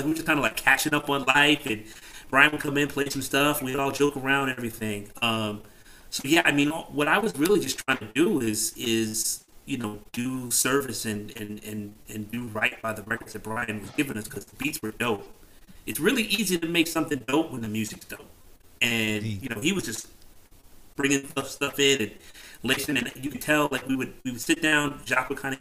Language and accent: English; New Jersey, United States; now in New York City, United States; I'm originally from Jersey, but I'd been here at that point for like 15 years